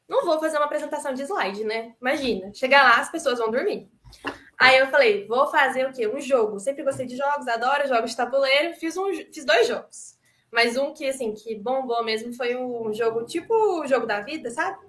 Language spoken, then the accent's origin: Portuguese; Itajubá, Minas Gerais, Brazil; also born or lived in Itararé, São Paulo; E nasci em Tararé, em São Paulo, mas fui criada mesmo em Itajubá, sul de Minas, que eu amo de paixão essa terrinha.